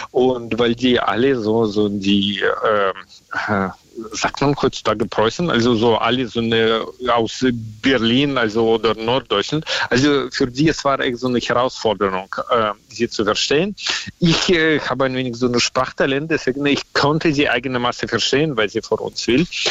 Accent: Russia; accent: Russian; German is a second language; now in Germany; mein Akzent ist auch so, also dass ich aus Russland stamme, mhm. äh, kann man hören

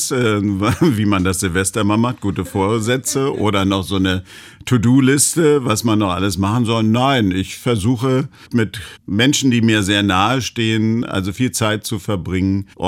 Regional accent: Berlin, Germany; Na, ja, ich bin Berliner. Also ich kann mir gar nicht vorstellen, woanders zu leben.

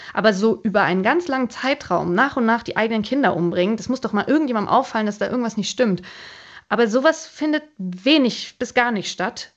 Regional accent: Germany; now in Greece; als Deutsche

